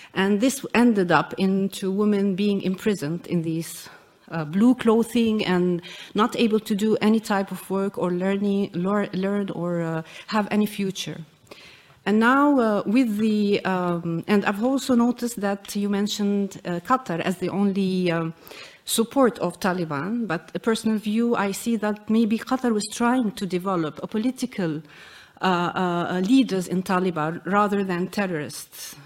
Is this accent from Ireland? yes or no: no; Jordan; I come from Jordan